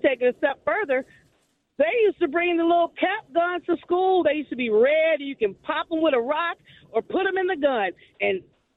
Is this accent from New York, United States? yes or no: no; California, United States; now in Georgia, United States; I'm from California, and they did it every year in elementary school